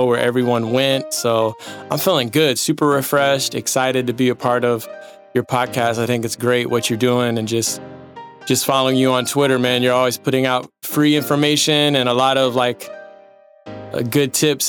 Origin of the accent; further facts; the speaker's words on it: Dallas, Texas, United States; I was raised around Dallas, Texas.